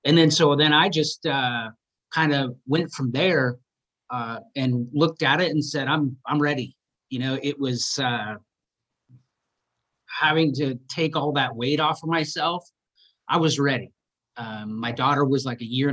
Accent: Seattle, Washington, United States; growing up in Seattle

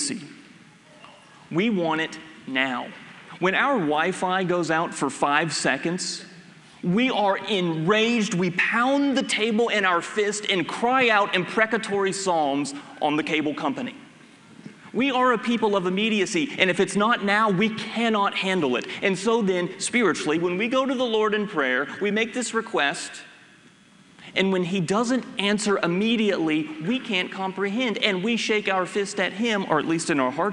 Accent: United States; as Americans, as American evangelicals especially

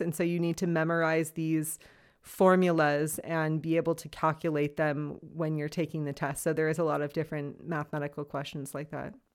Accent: Los Angeles, California, United States; moved away as an adult; now in Freiburg, Germany; I am originally from Los Angeles, California. I've been living in Freiburg, Germany now for about two and a half to three years

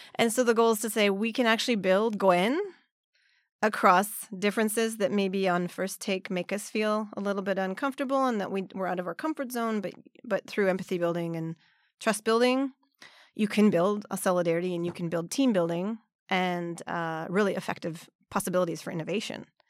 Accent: Vancouver suburbs, British Columbia, Canada; first language English; moved away as an adult; also born or lived in Montreal, Canada; now in Nagano, Japan; I'm originally from Canada, from the suburbs of Vancouver.

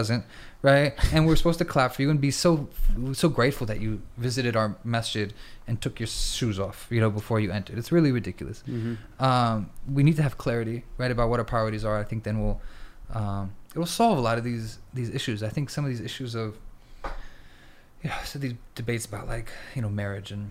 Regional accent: United States; now in Istanbul, Turkey; we're in currently in America, we're American citizens

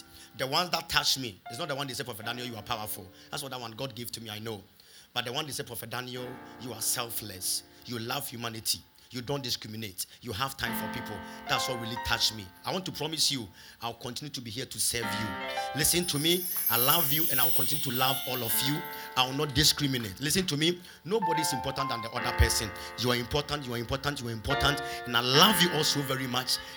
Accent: Kumasi, Ashanti, Ghana; moved away; also born or lived in London; I had a call from Kumasi.

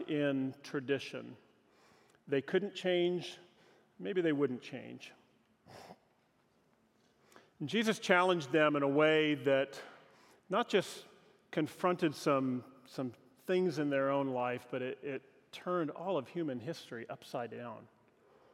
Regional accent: Pacific Northwest, United States; moved away; also born or lived in Southern California / Los Angeles; growing up in the Pacific Northwest

